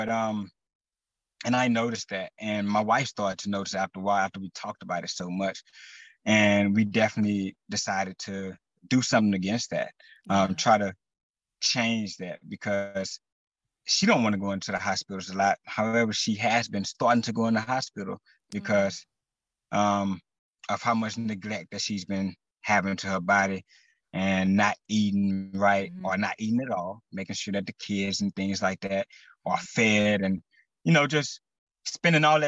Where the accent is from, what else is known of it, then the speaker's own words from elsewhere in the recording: Texas, United States; I am from Texas